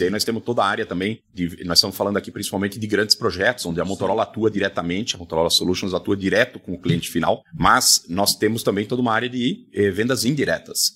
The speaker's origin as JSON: {"language": "Portuguese", "region": "South Region", "country": "Brazil", "said": "a região sul, de onde eu sou"}